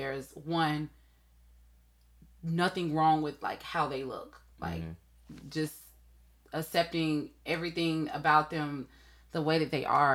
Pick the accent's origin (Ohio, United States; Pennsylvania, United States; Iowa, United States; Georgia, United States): Georgia, United States; Atlanta; I'm from Atlanta